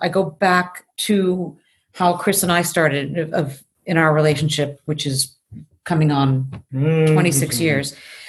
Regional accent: Tokyo, Japan; also born or lived in Chicago; I mean, I grew up in Tokyo, so there's a source to that in my own personal being, besides being a very Midwest Chicago girl.

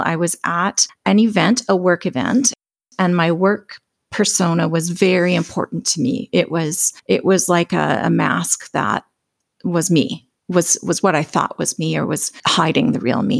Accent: Alberta, Canada; I'm from Alberta, Canada

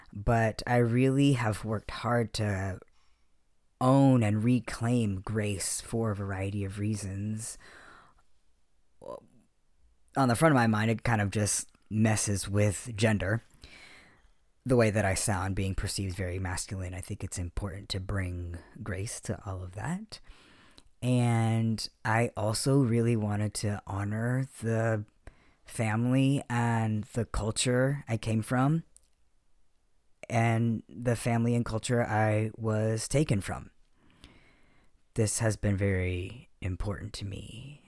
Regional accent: Okinawa, Japan; also born or lived in Heidelberg, Germany; I grew up overseas on American military bases in Okinawa, Japan, and Heidelberg, Germany.

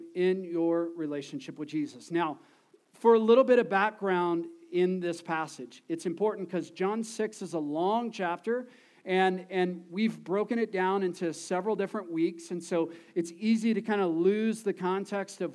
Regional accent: Texas, United States; We're from Texas

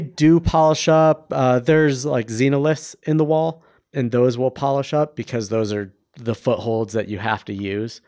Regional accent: Ohio, United States; now in Bend, Oregon, United States; we're both from Ohio

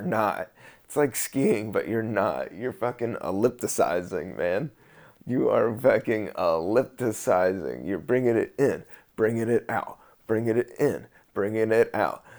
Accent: United States; we do have to take, you know, some pride in being American, American

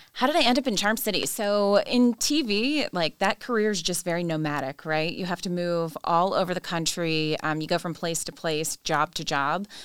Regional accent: Jersey Shore, New Jersey, United States; moved away as an adult; also born or lived in Washington, District of Columbia, United States; now in Baltimore, United States; I am not from Maryland. I am from the great state of New Jersey

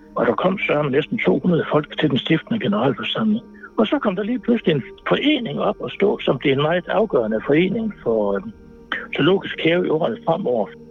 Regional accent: Aalborg, North Denmark Region, Denmark; jeg er gammel Aalborg-dreng

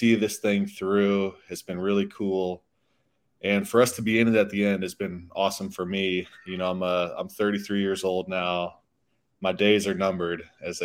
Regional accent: St. Louis, Missouri, United States; I grew up in St. Louis

